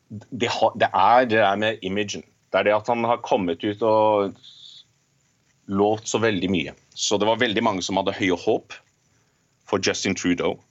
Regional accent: Norway; now in Canada; jeg er norsk

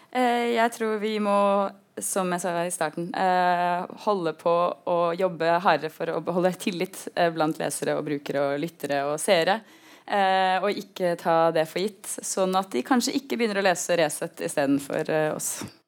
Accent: Oslo, Norway; Jeg kommer jo både fra Oslo-gryta og en venstreavis.

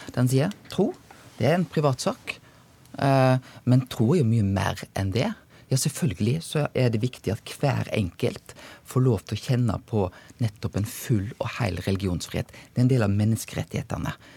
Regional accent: Bømlo, Vestland, Norway; jeg kommer sjøl fra Bømlo

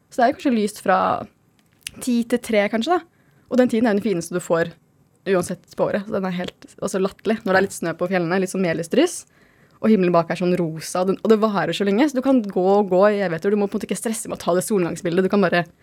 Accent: Vestfold og Telemark, Norway; now in Oslo, Norway; jeg er fra Telemark, så jeg har oppdaga Telemark siste hvor fint og frodig og flott det kan være

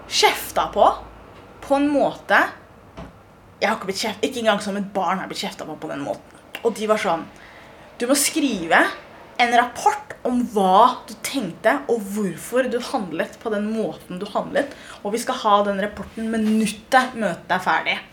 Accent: Norway; Jeg er 1,83. Eh, jeg er norsk-somalier, og jeg har følelser.

